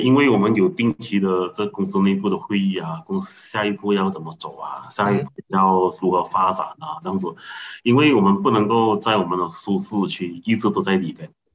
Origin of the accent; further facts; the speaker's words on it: Seremban, Negeri Sembilan, Malaysia; 我来自福隆啊，一个比较小的一个，一个市区